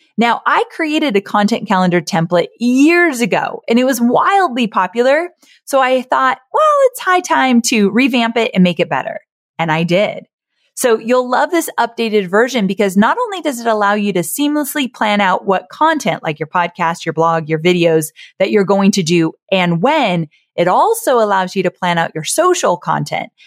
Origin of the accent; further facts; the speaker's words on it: Orange County, California, United States; I was born and raised in Orange County, California